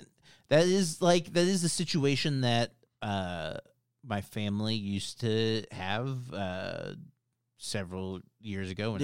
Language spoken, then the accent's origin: English; Midwest, United States; I'm from the Midwest. There's not much there.